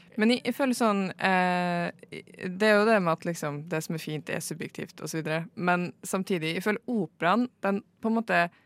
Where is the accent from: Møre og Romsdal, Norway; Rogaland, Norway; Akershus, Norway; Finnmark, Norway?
Møre og Romsdal, Norway; jeg er fra Møre og Romsdal, sånn fylkesmessig